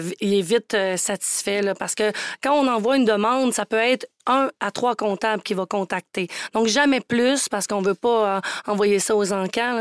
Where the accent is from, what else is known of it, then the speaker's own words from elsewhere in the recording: Charlevoix, Quebec, Canada; moved away; Quand j'étais jeune, moi, j'étais vraiment la petite fille de région. Je viens de Charlevoix